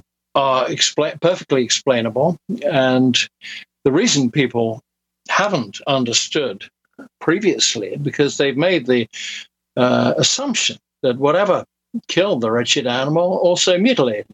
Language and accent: English; United Kingdom; moved away as an adult; also born or lived in Dallas, Texas; I am British